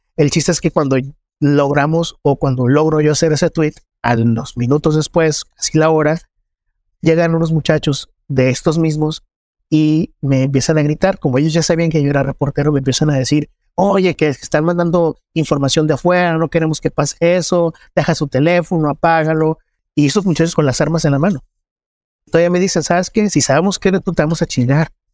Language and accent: Spanish; Culiacán, Sinaloa, Mexico; soy reportero en Culiacán. Yo nací en Culiacán.